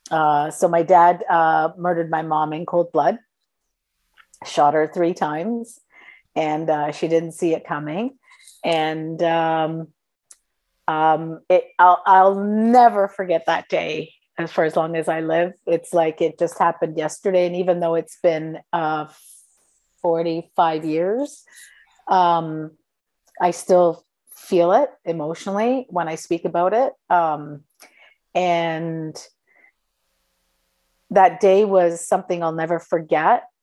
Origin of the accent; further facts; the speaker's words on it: Sicily, Italy; also born or lived in Toronto; So, well, I'm Sicilian. Uh, and so I was born in Toronto, uh, but I lived in uh, Italy, in Sicily, um, on and off until I was nine years old.